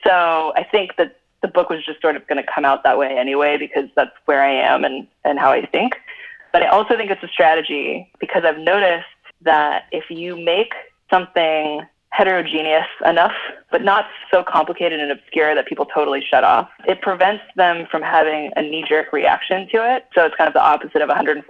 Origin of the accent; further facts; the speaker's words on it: Cupertino, California, United States; I'm from Cupertino. I'm like from the middle of Silicon Valley.